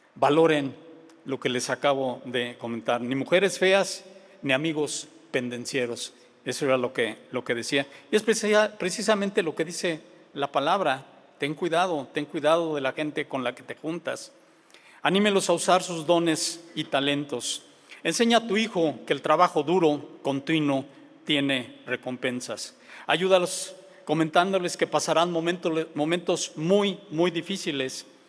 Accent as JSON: {"language": "Spanish", "region": "Mexico City", "country": "Mexico", "tie": "born or raised there", "moved": "yes", "said": "Vengo de la Ciudad de México"}